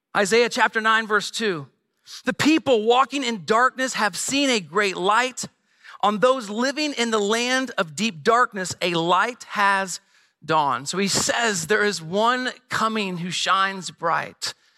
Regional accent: Midwest, United States; moved away as an adult; also born or lived in Bloomington-Normal, Illinois; now in San Diego, United States; we grew up here in the Midwest, uh, but twelve years ago, moved to San Diego.

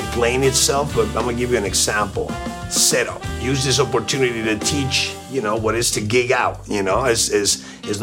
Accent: Argentina; now in Miami, United States; My family's Russian and German. I was born in Argentina

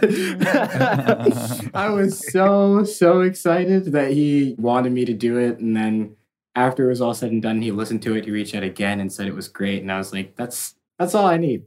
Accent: Massachusetts, United States; now in Los Angeles, United States; I was raised in Massachusetts.

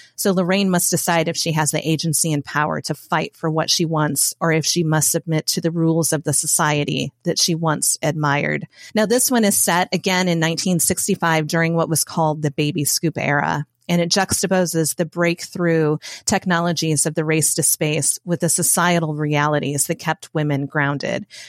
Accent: Indiana, United States; moved away as an adult; also born or lived in Matthews, North Carolina; now in North Carolina, United States; I'm from Indiana. It's where I spent nearly forty years of my life

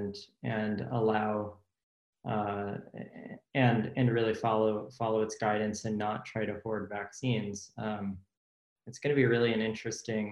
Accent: United States; as an American

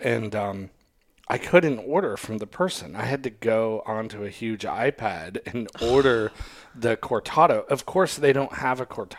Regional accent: Australia; Oh, I'm from Australia, mate. We call it this.

